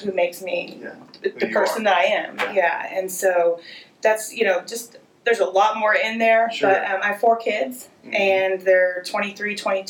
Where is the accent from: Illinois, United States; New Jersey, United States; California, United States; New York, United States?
California, United States; Santa Rosa; born there; also born or lived in Florida; So, I was born in Santa Rosa, California. Okay. I spent most of my life in California, in Florida. We moved many, many, many times as a child.